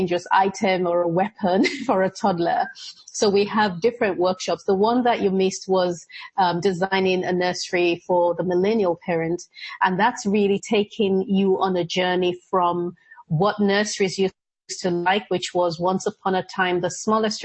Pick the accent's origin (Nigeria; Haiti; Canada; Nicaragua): Nigeria; moved away; also born or lived in Edinburgh, Scotland; I was born in Scotland, in Edinburgh, and my parents were living there at the time and then moved back to Nigeria